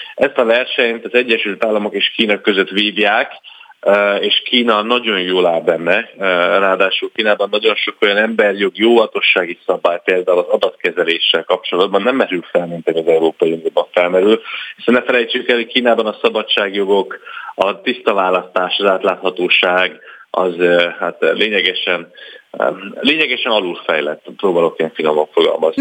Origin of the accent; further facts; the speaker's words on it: Hungary; európaiként, magyarként